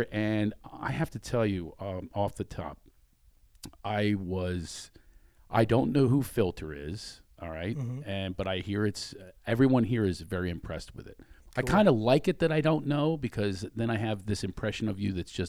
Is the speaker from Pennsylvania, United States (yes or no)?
yes; Philadelphia, Pennsylvania, United States; I'm from Philadelphia.